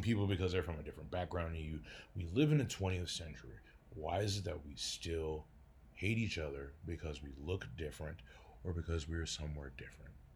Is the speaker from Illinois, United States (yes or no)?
no; Detroit, Michigan, United States; now in Denver, United States; I do live in Denver, Colorado, but I originally, uh, came from Detroit, Michigan. I was born in Detroit, Michigan in nineteen eighty-three